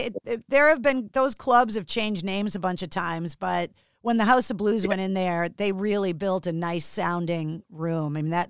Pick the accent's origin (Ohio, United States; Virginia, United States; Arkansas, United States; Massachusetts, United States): Massachusetts, United States; Boston; I love that it happened in my hometown.